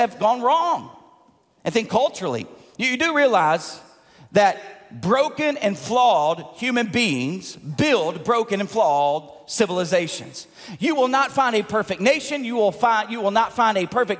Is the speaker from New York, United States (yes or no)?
no; Tipton County, Tennessee, United States; moved away; my hometown in Tipton County in Tennessee.